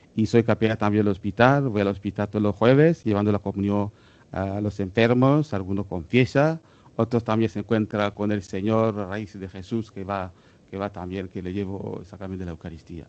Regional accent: Rwanda; moved away; apareció en nuestra tierra. Estoy muy orgulloso de que ella ha visitado también mi tierra

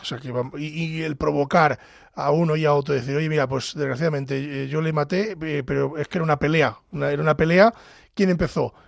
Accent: Pedro Bernardo, Castile and León, Spain; soy del sur de Ávila, de la Andalucía de Ávila, de ese valle del Tieter, concretamente de Pedro Bernardo

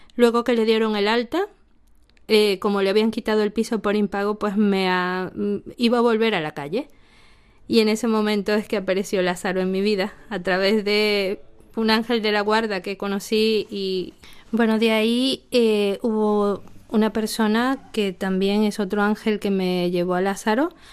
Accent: Venezuela; moved away as an adult

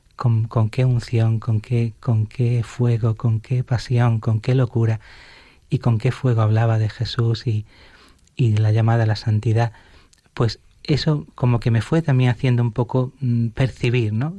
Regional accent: Alhaurín de la Torre, Andalusia, Spain; en mi parroquia de mi pueblo, de Alaurín de la Torre, de Málaga, donde estaba con mi familia

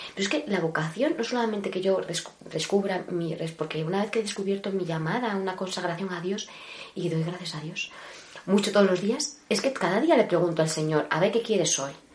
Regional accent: Cintruénigo, Navarre, Spain; moved away as an adult; now in Ávila, Spain; nací en un pueblecito llamado Cintruénigo, Navarro, en Navarra, y, y actualmente, actualmente estoy viviendo en Ávila

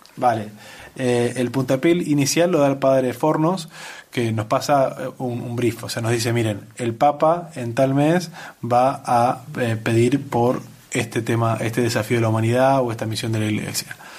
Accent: Argentina; soy argentino, trabajaba en Buenos Aires en una agencia de publicidad

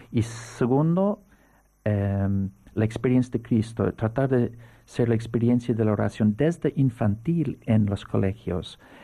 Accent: Navan, County Meath, Ireland; Spanish is a second language; now in Seville, Spain; yo nací donde reinaba el archirrey. Es un pueblo pequeño que se llama Navan

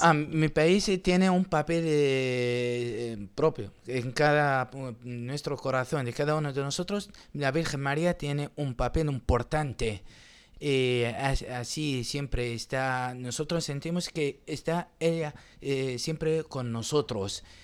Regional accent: Qaraqosh, Nineveh, Iraq; Spanish is a second language; moved away as an adult; also born or lived in Erbil, Iraq; yo soy de una ciudad que se llama Carajos

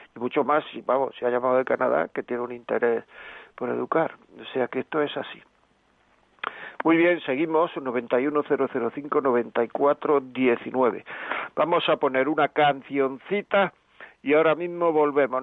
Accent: Granada, Andalusia, Spain; soy de Granada.

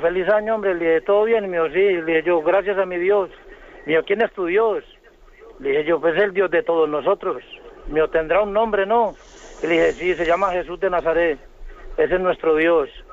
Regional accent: Colombia; moved away as an adult; now in Spain; yo soy colombiano y llevo 10 años en España

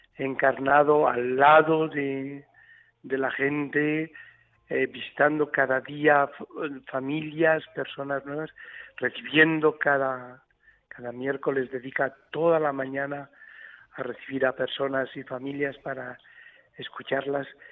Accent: Tilleruelo de Arriba, Castile and León, Spain; now in Aleppo, Syria; Hoy es la fiesta patronal de mi pueblo, de Tilleruelo de Arriba, en la provincia de Burgos

